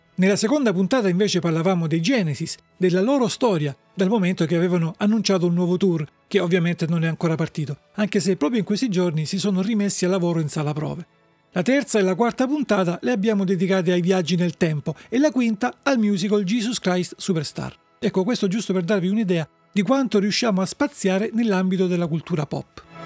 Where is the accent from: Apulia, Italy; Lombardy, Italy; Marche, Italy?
Apulia, Italy; Salento; Dalle mie parti, nel Salento, i giovani dicono, o forse dicevano, roba di coma